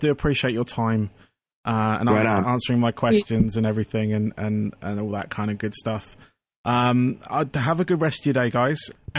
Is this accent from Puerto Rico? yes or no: no; England, United Kingdom; being from England, it's kind of like, you know, it's, you're almost given it at birth, if you will, as one of the records you must own as a British person.